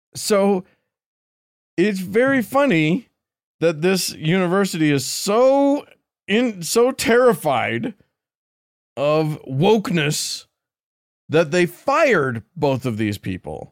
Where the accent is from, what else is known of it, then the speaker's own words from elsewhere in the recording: Salt Lake City, Utah, United States; me growing up in Salt Lake